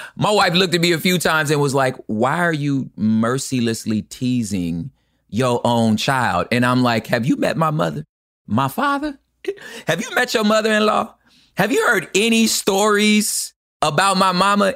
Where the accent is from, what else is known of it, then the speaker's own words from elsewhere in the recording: Los Angeles, California, United States; I'm from Los Angeles.